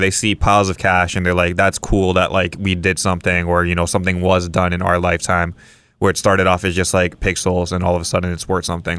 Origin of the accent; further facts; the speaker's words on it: Kauai, Hawaii, United States; I'm from Kauai